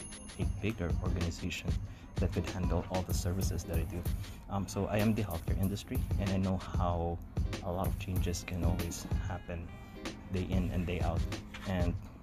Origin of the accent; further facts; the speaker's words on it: Philippines; moved away as an adult; now in Canada; fellow Filipinos